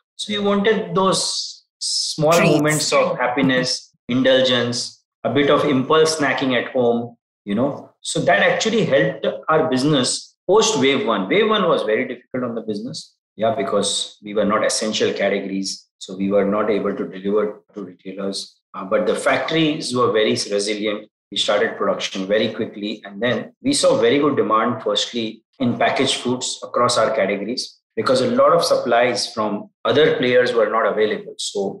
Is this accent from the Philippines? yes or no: no; Mumbai, Maharashtra, India; also born or lived in Dubai / Nigeria / Turkey / Singapore; Yeah, so I am a Bombayite. So I'm Indian. I returned to India after probably 15 years in Middle East, Turkey, Africa, Southeast Asia, North Asia.